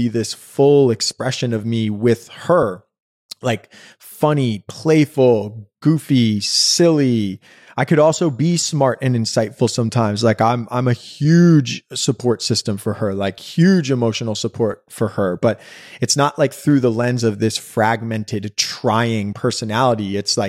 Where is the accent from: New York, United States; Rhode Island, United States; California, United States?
New York, United States; Brooklyn; We grew up on the garden apartment of a brownstone in Fort Greene, which means like the first floor.